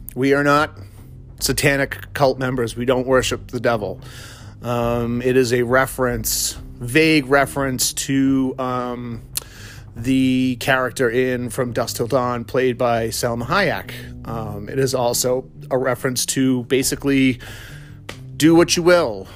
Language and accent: English; Massachusetts, United States; also born or lived in Vermont; I'm from Massachusetts, um, born and raised